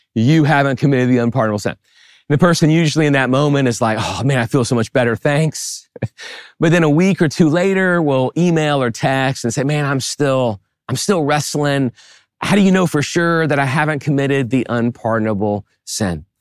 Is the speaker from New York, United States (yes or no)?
no; New Orleans, Louisiana, United States; I grew up in the New Orleans area